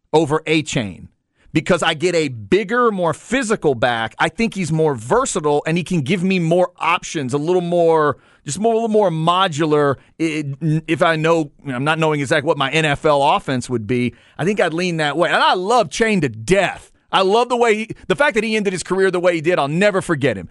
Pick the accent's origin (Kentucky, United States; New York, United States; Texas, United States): Texas, United States; Dallas; I'm a Dallas area kid